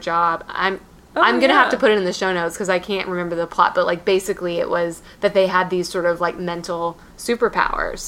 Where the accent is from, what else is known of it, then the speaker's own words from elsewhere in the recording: Texas, United States; also born or lived in Tennessee; my hometown of Texas probably has zero, or hometown in Texas